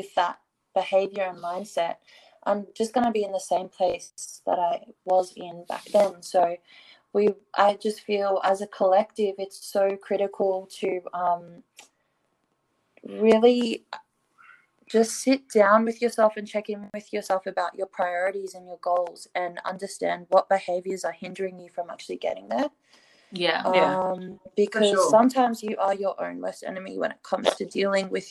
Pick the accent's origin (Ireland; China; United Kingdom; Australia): Australia; I'm from Australia